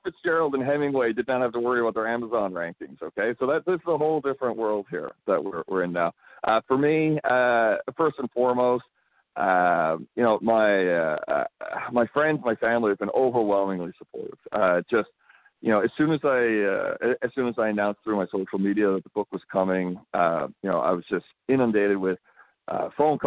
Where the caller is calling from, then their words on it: Abbotsford, British Columbia, Canada; I'm calling you from Abbotsford, British Columbia.